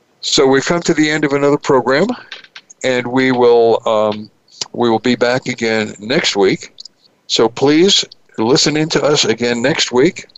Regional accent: New York City, New York, United States; moved away; New York City, my hometown

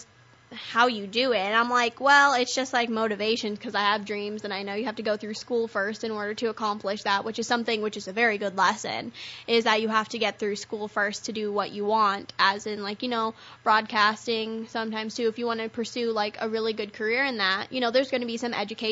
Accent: San Diego, California, United States; moved away; my hometown and birthplace is actually San Diego, California

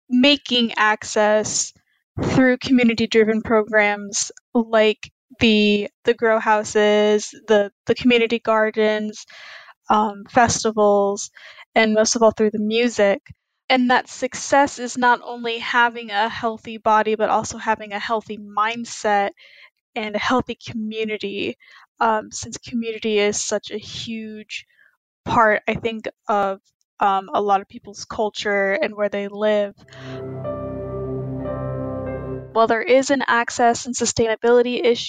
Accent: Plano, Texas, United States; I'm from Plano, Texas

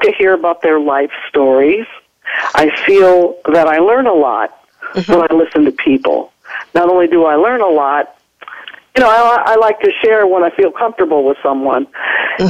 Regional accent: Ohio, United States

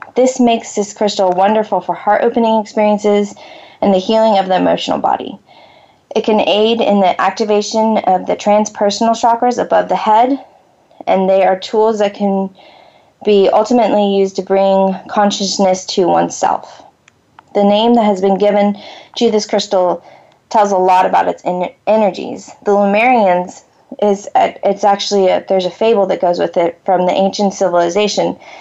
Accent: Florida, United States; moved away; I I grew up in Florida

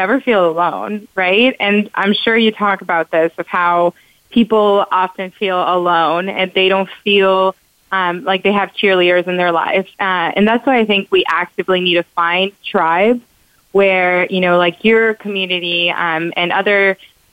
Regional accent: Mexico; also born or lived in Florida; now in United States; I'm from Mexico

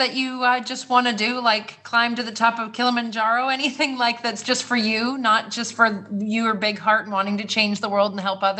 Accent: Canada; also born or lived in Amazon; I'm from Canada and I lived in the Amazon for 3 years.

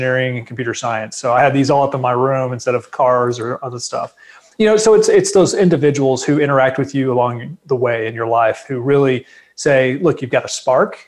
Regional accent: Fort Worth, Texas, United States; moved away as an adult; also born or lived in Japan / Norfolk, Virginia / Washington, D.C.; growing up in Dallas-Fort Worth, I'd been exposed. We had an Air Force base here called Carswell Air Force Base

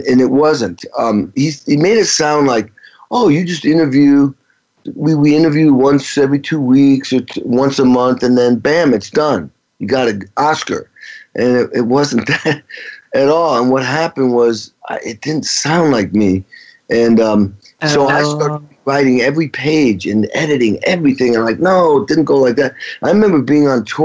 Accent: Stockbridge, Massachusetts, United States; growing up in Western Massachusetts, a town of 3,000 called Stockbridge

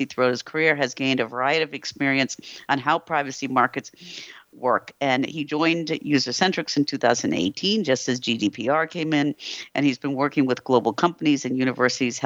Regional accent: United States; now in Europe; I'm an American living in Europe

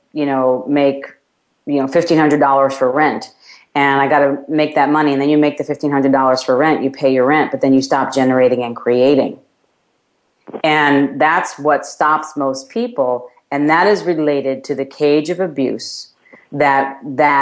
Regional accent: New York, United States; my hometown of New York

